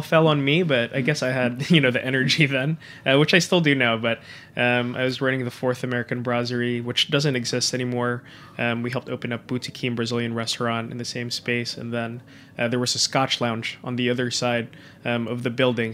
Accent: Manila, Metro Manila, Philippines; moved away as an adult; also born or lived in Japan; now in New York City, United States; I was born and raised in Manila. Um, spent all my life over there

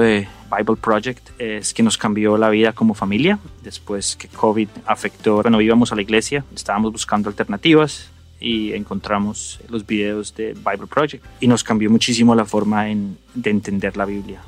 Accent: Bogotá, Colombia; now in Denver, United States; nací en Bogotá, Colombia y vivo en Denver, Colorado en Estados Unidos

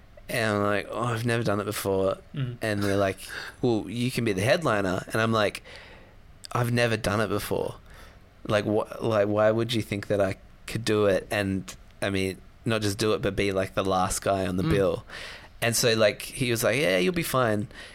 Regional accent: Sydney, New South Wales, Australia; I'm from Sydney

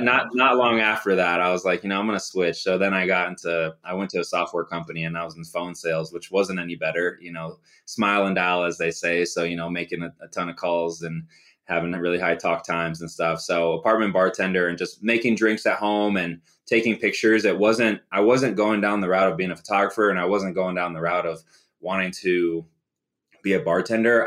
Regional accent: Phoenix, Arizona, United States; also born or lived in Chicago; I grew up in Phoenix, originally from Chicago.

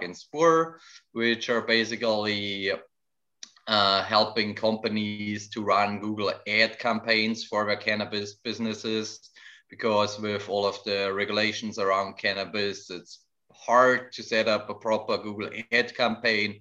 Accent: Germany; moved away as an adult; now in Vancouver, Canada; I am originally from Germany

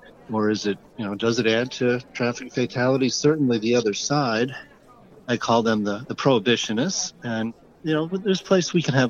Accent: Colorado, United States; I'm from Colorado.

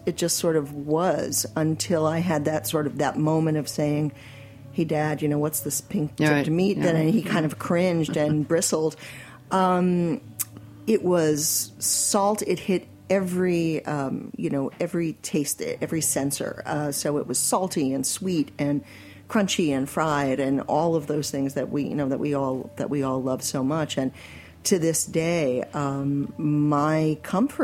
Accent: New York City, New York, United States; growing up in Forest Hills in the 60s and 70s

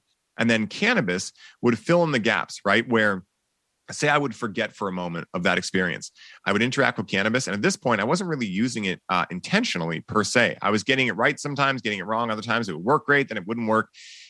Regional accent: Boston, Massachusetts, United States; people are like, yeah, you're from California, right? I'm like, nope. Born and raised in Boston.

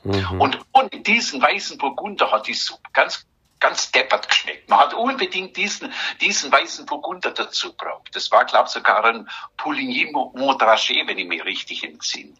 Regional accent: Germany; bei uns in Deutschland

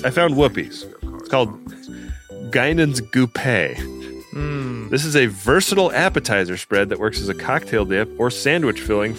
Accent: Oakland, California, United States; right next door to my hometown of Oakland.

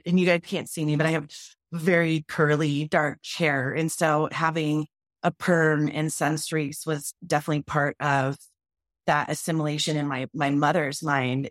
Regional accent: Wyoming, United States; a brown girl growing up in Wyoming in a ranching community

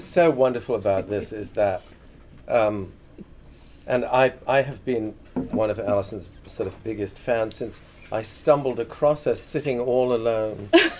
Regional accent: England, United Kingdom; when I grew up in England, pub hours were so restricted.

